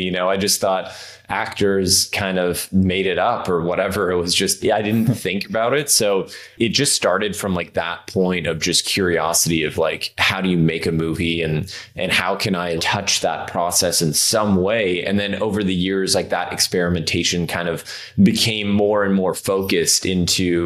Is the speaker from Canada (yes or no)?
yes; Toronto, Ontario, Canada; moved away as an adult; now in Los Angeles, United States; Yeah, so I grew up in Canada, actually. So I'm from Toronto originally